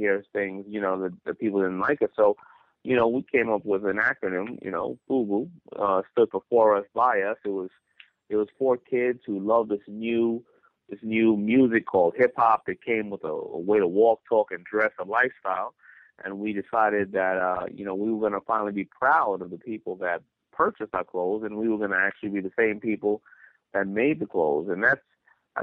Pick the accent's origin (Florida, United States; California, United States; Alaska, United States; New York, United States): New York, United States; New York City; I was raised in Hollis, Queens